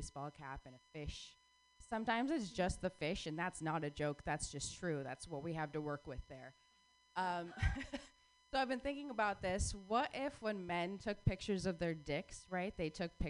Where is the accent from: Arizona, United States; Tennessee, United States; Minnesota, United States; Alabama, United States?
Arizona, United States; Phoenix; I was born and raised in Phoenix, Arizona